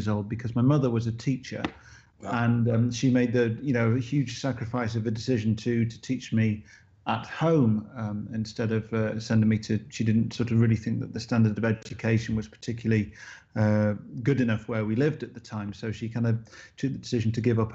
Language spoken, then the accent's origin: English; United Kingdom; grown up here and to be part of this sort of, you know, part of this country